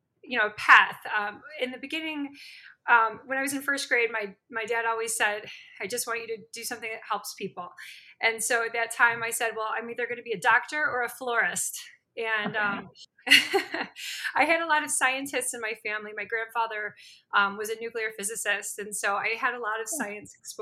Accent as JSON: {"language": "English", "town": "Chicago", "region": "Illinois", "country": "United States", "also_born_or_lived": "St. Louis, Missouri / Spain / Los Angeles, California / Spokane, Washington", "said": "I'm actually from Chicago, from the suburbs"}